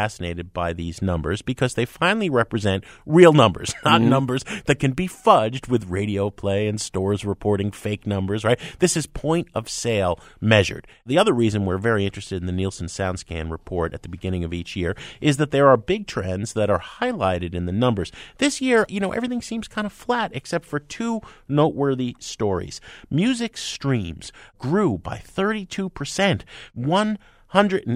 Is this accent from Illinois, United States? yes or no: no; New Jersey, United States; moved away; I'm from Jersey, you know, down the shore